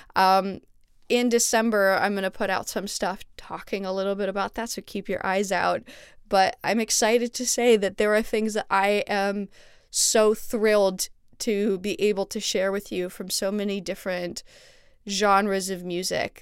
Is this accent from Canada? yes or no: yes; Montreal, Quebec, Canada; moved away as an adult; now in Los Angeles, United States; my hometown of Montreal